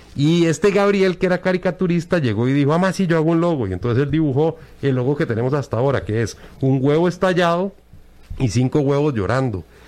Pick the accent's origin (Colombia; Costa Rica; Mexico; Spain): Costa Rica; como ticos nosotros vivimos criticando